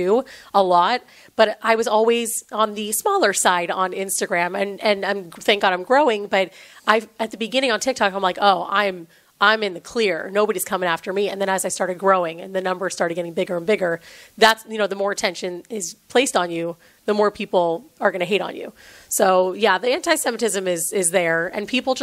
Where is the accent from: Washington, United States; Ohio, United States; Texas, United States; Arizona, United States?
Washington, United States; Seattle; Sometimes I say y'all, and then I feel like a fraud because I'm from Seattle